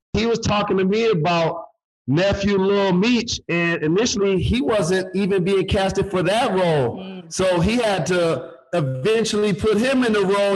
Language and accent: English; Detroit, Michigan, United States; like me, she's from Detroit.